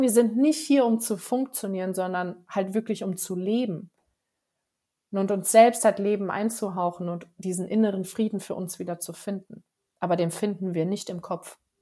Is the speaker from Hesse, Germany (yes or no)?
yes; Frankfurt area, Hesse, Germany; moved away as an adult; now in Allgäu, Germany; vom Frankfurter Raum, wo ich ursprünglich eigentlich herkomme. Äh, ich bin aber trotzdem auf dem Dorf aufgewachsen